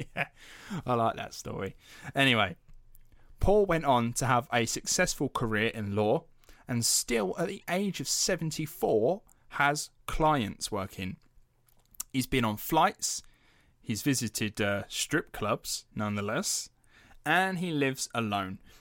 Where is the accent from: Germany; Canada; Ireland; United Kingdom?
United Kingdom; we're British taxpayers